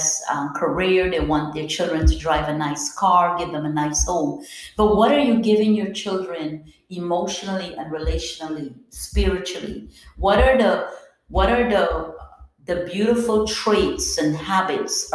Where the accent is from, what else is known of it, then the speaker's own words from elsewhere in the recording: Guyana; I'm from Guyana, South America